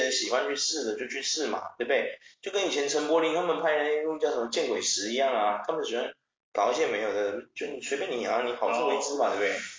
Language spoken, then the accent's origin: Chinese; Taiwan; 像我们台湾人，